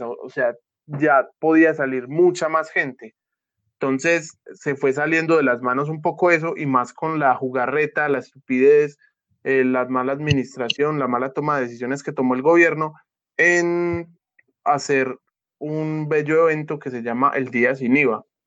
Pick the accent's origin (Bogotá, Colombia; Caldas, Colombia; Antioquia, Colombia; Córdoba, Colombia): Antioquia, Colombia; mi departamento Antioquia